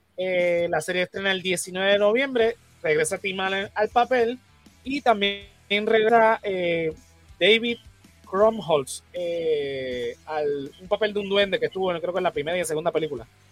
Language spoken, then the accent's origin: Spanish; Puerto Rico; los boricuas nos encanta la Navidad